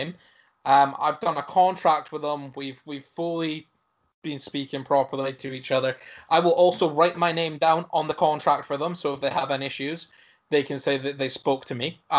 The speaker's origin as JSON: {"language": "English", "town": "Aberdeen", "region": "Scotland", "country": "United Kingdom", "tie": "born or raised there", "said": "Aberdeen. And they're like, no, you're not. And I'm like, well, I am. Born there."}